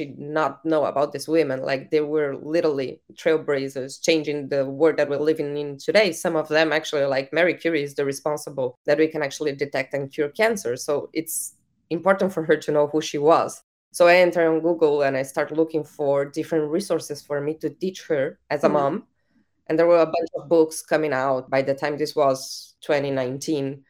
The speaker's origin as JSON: {"language": "English", "country": "Uruguay", "said": "I'm from Latin America. I'm from Uruguay."}